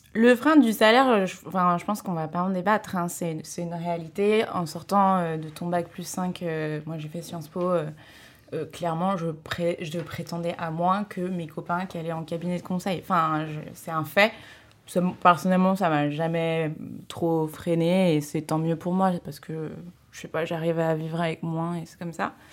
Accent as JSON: {"language": "French", "region": "Pays de la Loire", "country": "France", "moved": "yes", "said": "j'ai décidé de faire ma césure euh, chez moi, dans le Maine-et-Loire"}